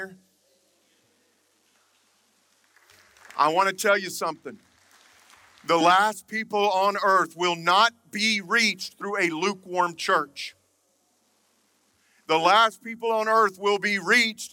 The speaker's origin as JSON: {"language": "English", "town": "Atlanta", "region": "Georgia", "country": "United States", "also_born_or_lived": "Birmingham, Alabama", "said": "I'm from Atlanta, but I am a Southern boy. I was born in Birmingham"}